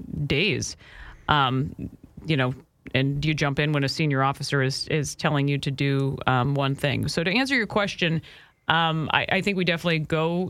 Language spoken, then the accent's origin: English; Minnesota, United States; as a Minnesotan